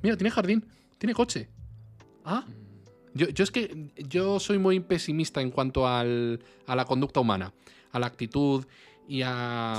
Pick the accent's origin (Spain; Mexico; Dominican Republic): Spain; como español